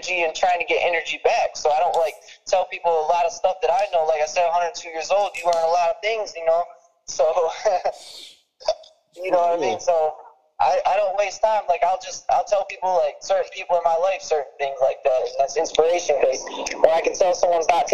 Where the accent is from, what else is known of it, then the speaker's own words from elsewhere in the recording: Detroit, Michigan, United States; Growing up in Detroit, man, like I'm from the suburbs and stuff, but I stay in Detroit a lot